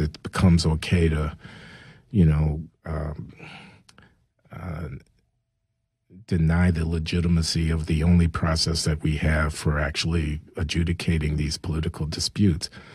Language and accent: English; Chicago, Illinois, United States; I grew up in Chicago uh, in the 1950s and 60s